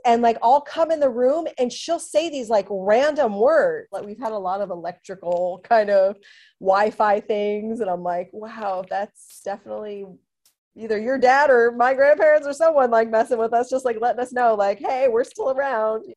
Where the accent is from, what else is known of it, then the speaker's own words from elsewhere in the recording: Southern California, United States; I'm from Southern California